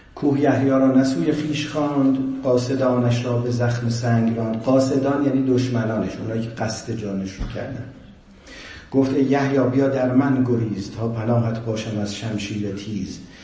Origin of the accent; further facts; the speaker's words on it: Iran; ما ایرانیام